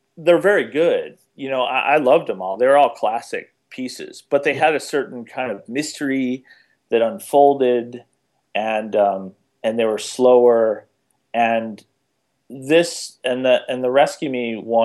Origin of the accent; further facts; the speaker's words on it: Detroit, Michigan, United States; moved away; I'm from Detroit originally